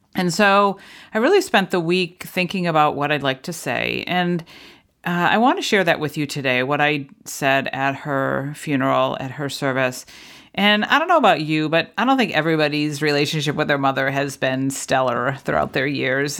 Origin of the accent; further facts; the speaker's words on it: New England, United States; I grew up in New England